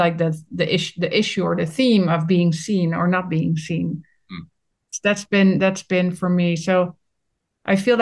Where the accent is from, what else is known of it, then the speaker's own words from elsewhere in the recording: Netherlands; I'm from the Netherlands